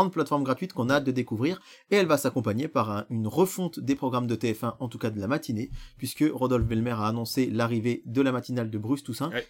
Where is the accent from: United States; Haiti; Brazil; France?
France; chez nous en France